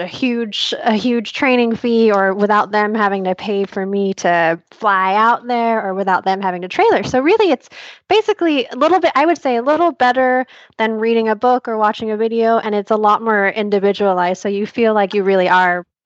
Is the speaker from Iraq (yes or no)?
no; Malaysia; I grew up in Malaysia where we didn't really have access to a whole lot of trainers